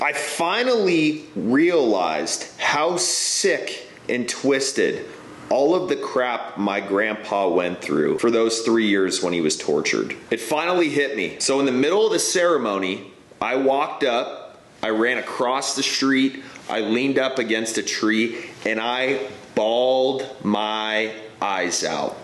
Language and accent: English; high desert of California, United States; now in Texas, United States; I was born and raised in the high desert of California